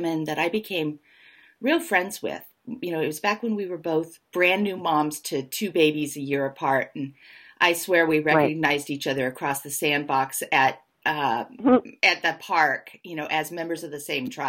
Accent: Los Angeles, California, United States; I lived in Hollywood myself. I grew up in Los Angeles

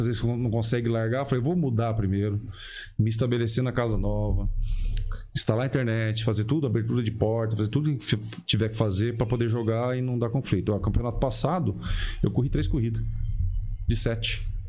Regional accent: Paraná, Brazil; also born or lived in Londrina / Curitiba; eu, sou Paraná, eu sou do Paraná

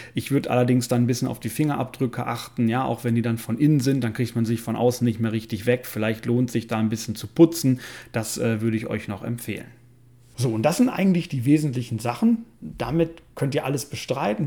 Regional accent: Germany; hier bei uns in Deutschland

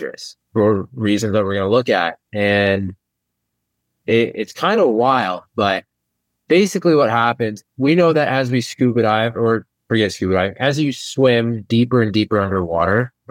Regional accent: Indiana, United States; I grew up in Indiana

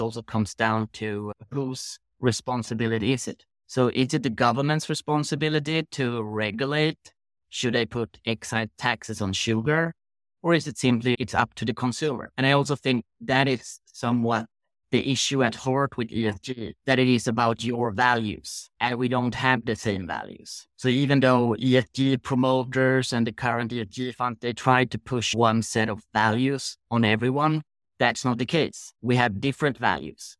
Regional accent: Sweden; growing up in Sweden

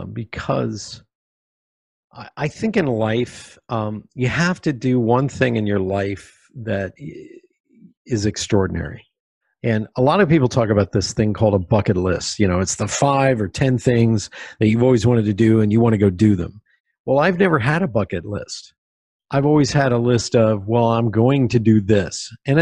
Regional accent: Pennsylvania, United States; I grew up in Pennsylvania. Everybody either fished or hunted or had guns. We grew up with guns, period.

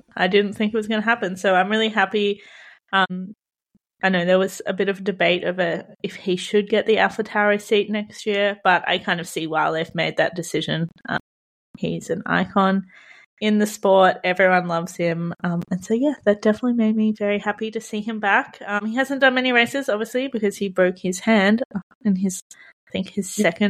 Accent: Australia; As an Aussie

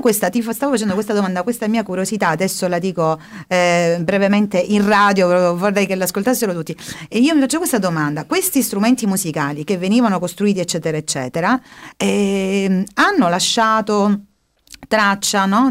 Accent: Polistena, Calabria, Italy; io sono, per esempio, di Polistena

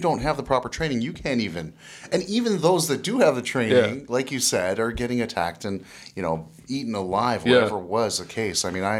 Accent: Canada; I'm from Canada, Marineland.

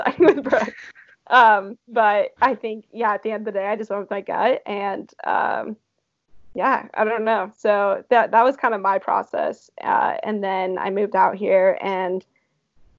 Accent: California, United States; I'm from California originally

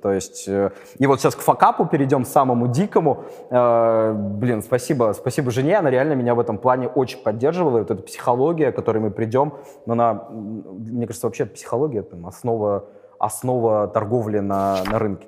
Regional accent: Saint Petersburg, Russia; я из Питера

